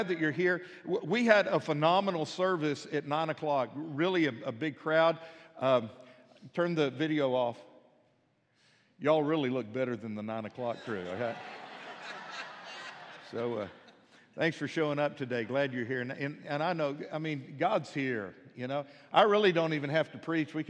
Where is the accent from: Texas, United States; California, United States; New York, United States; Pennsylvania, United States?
Texas, United States; Midland; now in Fort Smith, United States; I grew up in Midland, Texas, out in the country